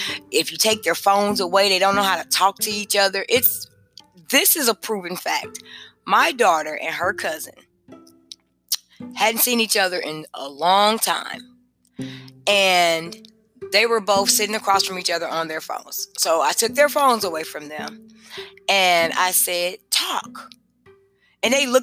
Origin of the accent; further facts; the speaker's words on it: Kenosha, Wisconsin, United States; moved away as an adult; also born or lived in Indianapolis; now in Georgia, United States; when I grew up in Kenosha, we went to the Spanish Center